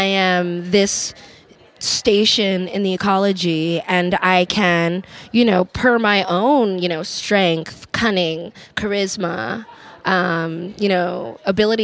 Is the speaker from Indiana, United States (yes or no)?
no; New York, United States; now in Los Angeles, United States; growing up in New York